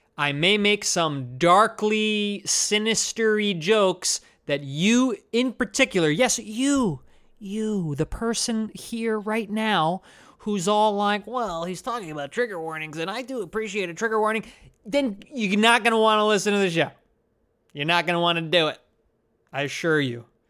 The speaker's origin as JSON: {"language": "English", "region": "New Jersey", "country": "United States", "moved": "yes", "lives_now": "Brooklyn, United States", "said": "I'm from New Jersey and I live in Brooklyn"}